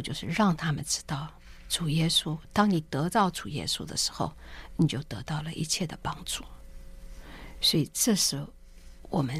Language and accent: Chinese; China; 我们中国人在历史上记得有鸦片战争